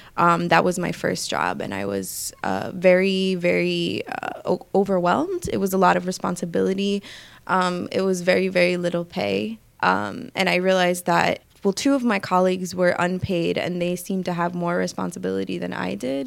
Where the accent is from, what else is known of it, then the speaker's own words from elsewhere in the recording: New York City, New York, United States; also born or lived in Dominican Republic; I grew up, I'm from the Bronx. I grew up in New York and lived here my whole life.